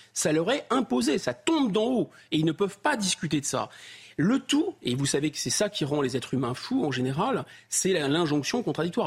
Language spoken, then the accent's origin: French; France; je suis français